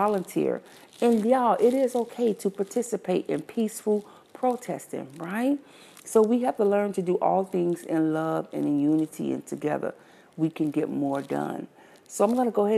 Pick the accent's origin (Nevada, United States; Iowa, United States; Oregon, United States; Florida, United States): Florida, United States; Miami; I'm from Miami